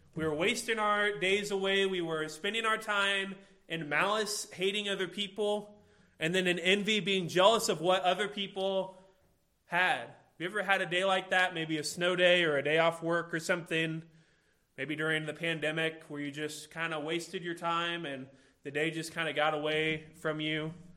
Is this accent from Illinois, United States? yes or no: yes; Illinois, United States; I'm from Illinois, and so everybody around there is a Chicago Bulls fan